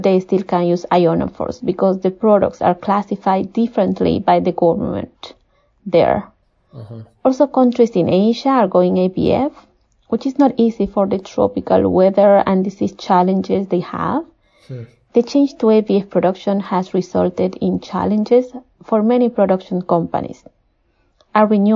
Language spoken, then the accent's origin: English; Peru; moved away as an adult; I was born and raised in Peru